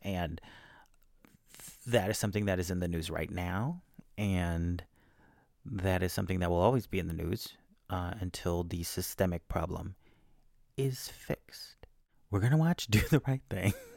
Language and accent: English; Texas, United States; I'm from Texas